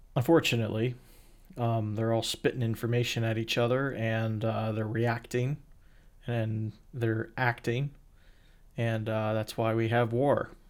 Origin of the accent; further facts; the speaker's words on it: Pennsylvania, United States; also born or lived in Illinois; I was born a white Caucasian male in Illinois and then was, you know, moved to Pennsylvania as a baby and grew up in a town that was poor